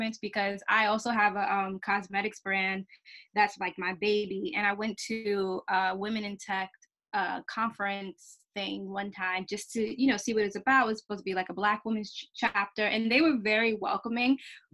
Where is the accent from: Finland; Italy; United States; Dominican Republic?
United States; New York City, New York; I'm from the Bronx too.